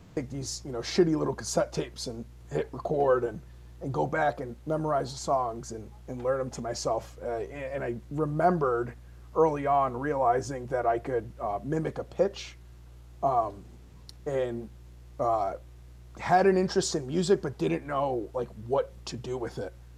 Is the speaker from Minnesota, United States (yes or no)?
no; Holyoke, Massachusetts, United States; also born or lived in Palmer, Massachusetts; I was moved from Holyoke to Palmer